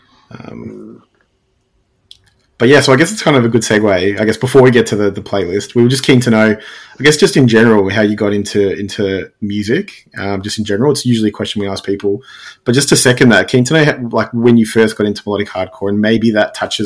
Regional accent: Werribee, Victoria, Australia; I grew up in Werribee

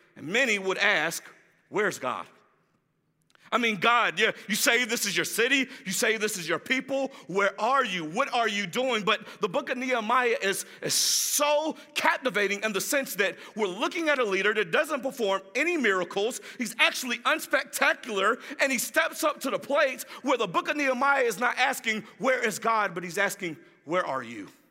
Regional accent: Jacksonville, Florida, United States; moved away as an adult; now in Orlando, United States; I'm glad to be in my hometown. I am from Jacksonville, Florida

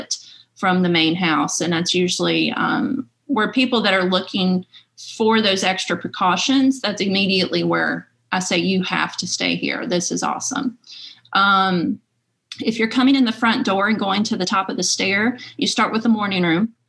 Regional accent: Rocky Mount, Virginia, United States; moved away; I was born and raised in Franklin County and in Rocky Mount

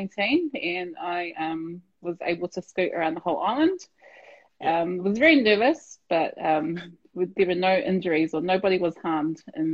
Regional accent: Petone, Wellington, New Zealand; We grew up in Petone as well, so for me, Petone was always home.

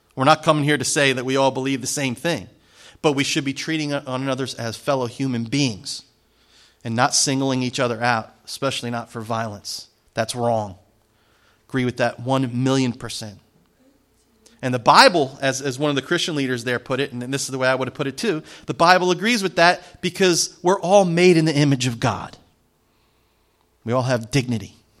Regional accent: New Jersey, United States; I'm from Jersey

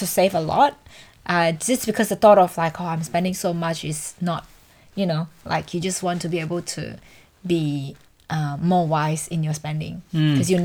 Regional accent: Indonesia; English is a second language; moved away as an adult; now in Australia; I come from Indonesia, so everything back home in Indonesia is so cheap

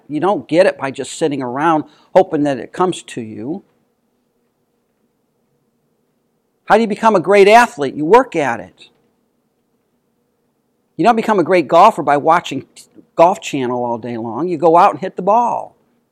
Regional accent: United States; as American Christians

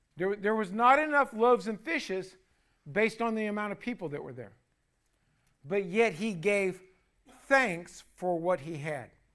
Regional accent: United States; You and me as American citizens

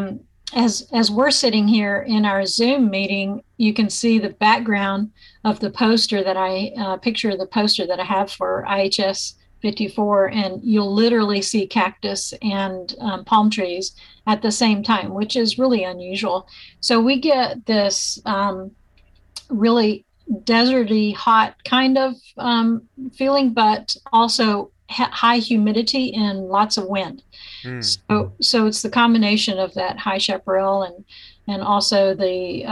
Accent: Arkansas, United States; moved away as an adult; also born or lived in Iowa; now in Kingsville, United States; I'm an Arkansas native

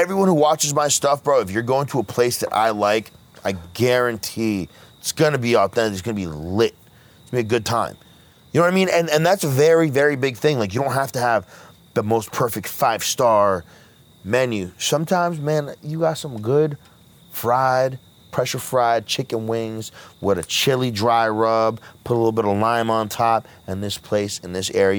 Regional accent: Freehold, New Jersey, United States; born there; I was born in Freehold.

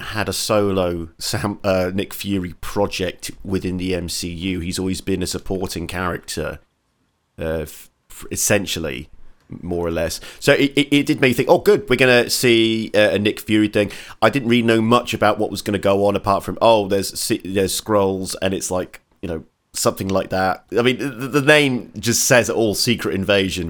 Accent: Portsmouth, South East England, United Kingdom; Portsmouth, which is my hometown

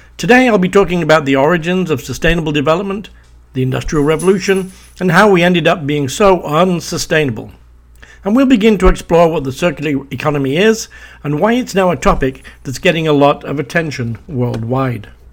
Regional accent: Preston, North West England, United Kingdom; I was born in Preston in Lancashire in the United Kingdom

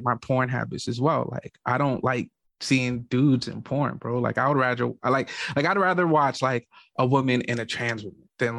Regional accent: Boston, Massachusetts, United States; I grew up black in Boston

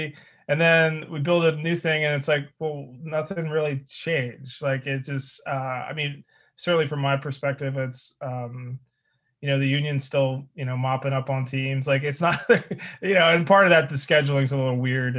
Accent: New Jersey, United States; moved away; also born or lived in Delaware / Pennsylvania; I grew up in South Jersey, actually. Lived in a bunch of different towns

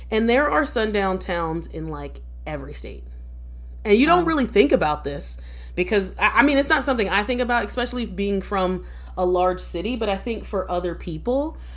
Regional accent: East Coast, United States; I'm I'm from the East Coast and I'm a true East Coaster in that I don't know any towns in the middle.

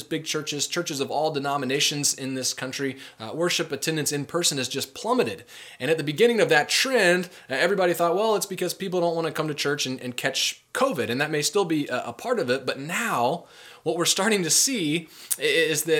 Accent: United States; we're modern American people

